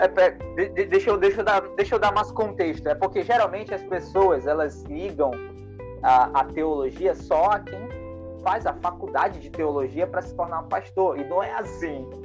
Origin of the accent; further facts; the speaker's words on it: Manaus, Amazonas, Brazil; ele é da mesma cidade que eu, tá? ele também é de Manaus